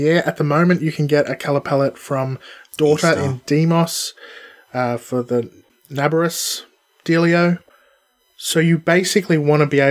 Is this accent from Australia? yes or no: yes; Australia; We are weird Aussie guys